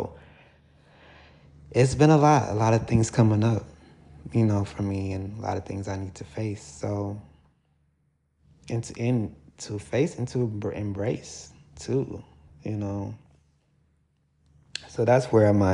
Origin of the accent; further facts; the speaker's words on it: Milwaukee, Wisconsin, United States; moved away as an adult; also born or lived in Baton Rouge, Louisiana; Around 2021, I moved from my hometown, Milwaukee